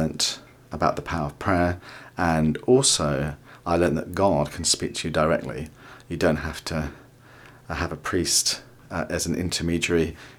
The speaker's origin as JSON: {"language": "English", "area": "Surrey", "region": "South East England", "country": "United Kingdom", "tie": "born or raised there", "also_born_or_lived": "London", "moved": "as an adult", "lives_now": "Watford, United Kingdom", "said": "I was born in London. My dad is Indian and my mum is Greek. And I was brought up in Surrey and now live in Watford, St Albans area."}